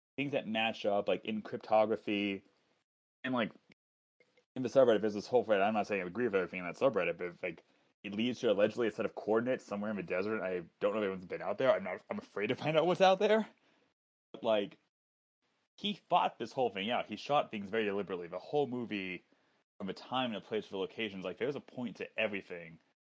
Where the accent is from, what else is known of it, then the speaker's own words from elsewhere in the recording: Long Beach, California, United States; also born or lived in Atlanta, Georgia; I'm from Long Beach originally. I was born here.